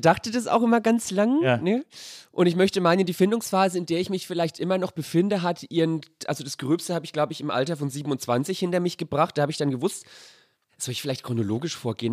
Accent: Sonnefeld, Bavaria, Germany

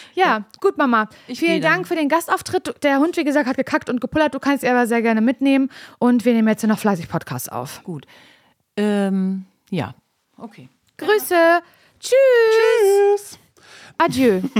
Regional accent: East Germany, Germany; ich bin ja noch, äh, kurz vor der Wende in Ostdeutschland geboren

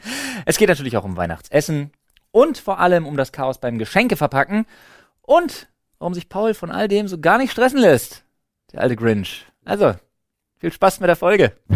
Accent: Berlin, Germany; wir als Berliner

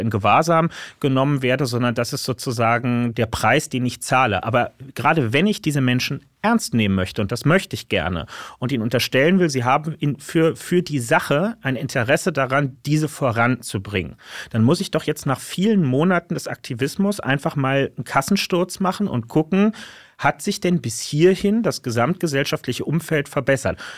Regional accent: Berlin, Germany; hier in meiner Heimatstadt Berlin

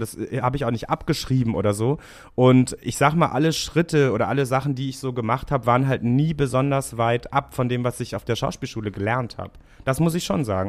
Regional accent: Hamburg, Germany; ich habe die ersten oh, 19 Jahre meines Lebens in Rahlstedt verbracht

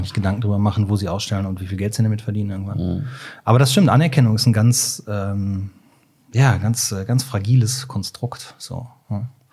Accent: Cologne, North Rhine-Westphalia, Germany; ich komme ja aus Köln

